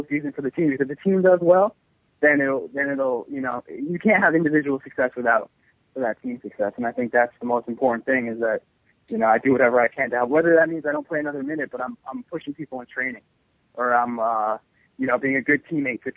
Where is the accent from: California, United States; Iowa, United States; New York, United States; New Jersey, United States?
New York, United States; New York City; I still live in New York City